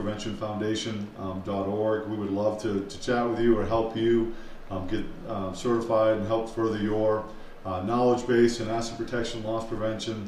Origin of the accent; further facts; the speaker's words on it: Boston, Massachusetts, United States; accent: Boston; my Boston accent